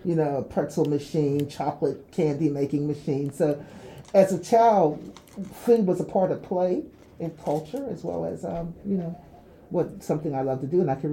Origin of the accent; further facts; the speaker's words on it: Clarendon, Jamaica; also born or lived in Trinidad and Tobago; I grew up in a small town, actually in Clarendon. That's part of where I spent some of my childhood. And in the later part of my formative years, I spent in the Republic of Trinidad and Tobago.